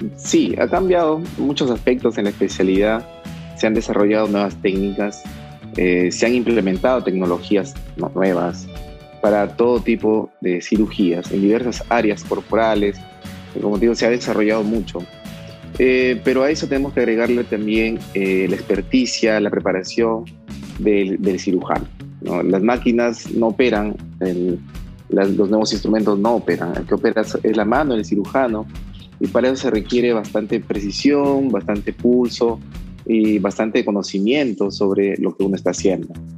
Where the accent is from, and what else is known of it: Trujillo, La Libertad, Peru; moved away as an adult; also born or lived in Guadalajara, Mexico